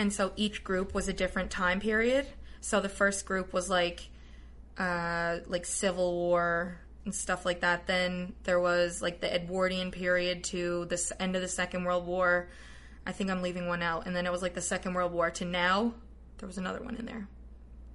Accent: Paradise, Newfoundland and Labrador, Canada; I lived right around the corner from Mount Pearl my whole life. I grew up in Paradise

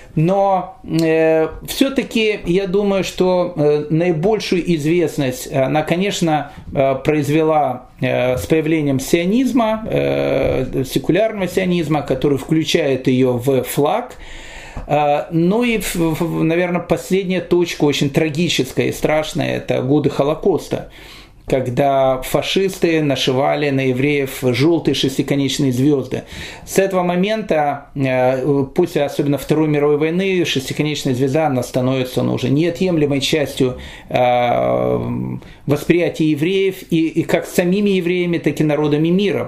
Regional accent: Kyiv, Ukraine; я рос в Киеве

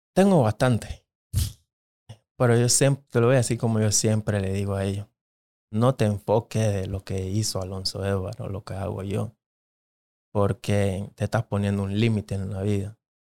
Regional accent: Panama City, Panama; first language English (Jamaican Patois); Spanish is a second language; moved away as an adult; now in United States; yo nací en la capital

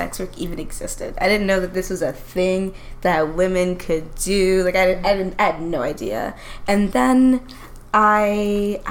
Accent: Ontario, Canada; moved away; also born or lived in United States; I grew up in in Ontario, of course, but I ended up moving to the United States super duper young

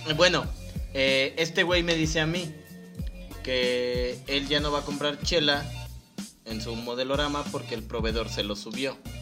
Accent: Mexico; como mexicanos

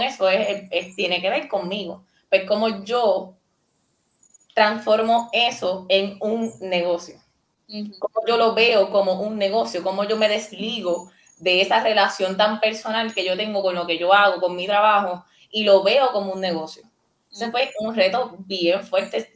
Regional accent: Puerto Rico; Yo, yo me siento bien boricua, bien puertorriqueña

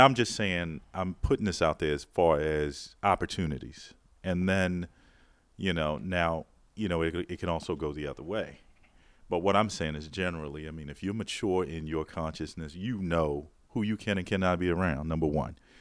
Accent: Baltimore, Maryland, United States; a background in wine growing up in Baltimore

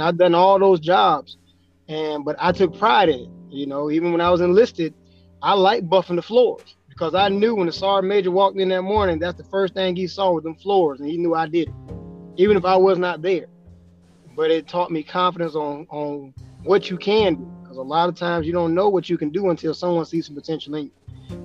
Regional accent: Spartanburg, South Carolina, United States; now in West Kentucky, United States; I'm from South Carolina, Spartanburg, South Carolina

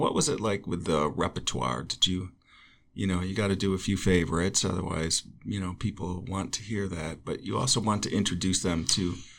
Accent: Chautauqua County, New York, United States; now in Ojai, United States; Well, I grew up in Chautauqua County where 220 inches of snow on average, some years over 300.

